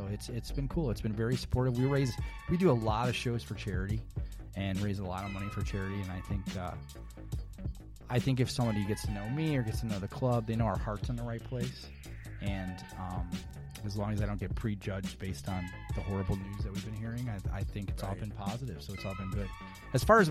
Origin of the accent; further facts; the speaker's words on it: Chicago, Illinois, United States; moved away as an adult; also born or lived in Arizona; now in Phoenix, United States; So I'm originally from Chicago and grew up there.